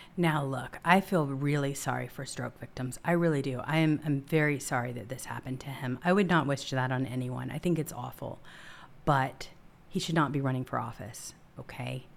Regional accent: United States; also born or lived in Washington, D.C. area; as an American

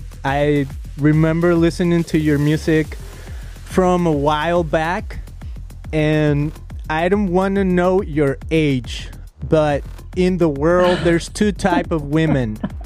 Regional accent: Guadalajara, Jalisco, Mexico; first language Spanish; English is a second language; moved away as an adult; now in United States; I'm from Guadalajara, Mexico. Uh-huh. I grew up there. I mean, I've been here in the U.S. for 15 years, so I don't even know what I am now. I don't even know if I should call myself American, Mexican. I'm kind of like in limbo.

